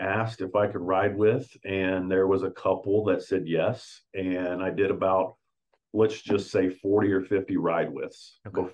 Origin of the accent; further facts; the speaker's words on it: Wichita, Kansas, United States; I'm from Wichita, Kansas.